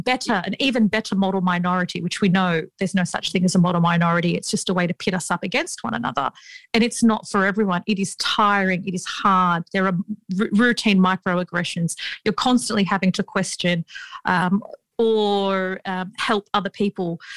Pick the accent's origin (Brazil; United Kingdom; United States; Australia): Australia; Sydney, New South Wales; We grew up in Western Sydney um, in an area where there are a lot of Arabic speaking communities.